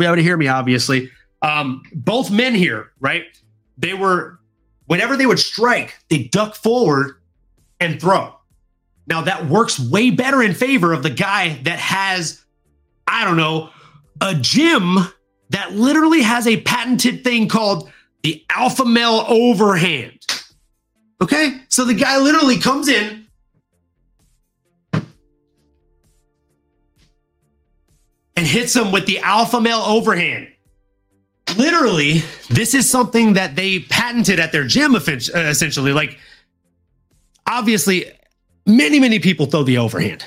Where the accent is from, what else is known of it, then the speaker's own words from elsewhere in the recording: the South, United States; I'm from the South